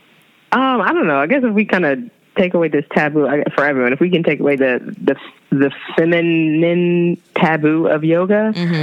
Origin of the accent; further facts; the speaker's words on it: California, United States; moved away as an adult; also born or lived in Brooklyn, New York; now in New York City, United States; I'm from California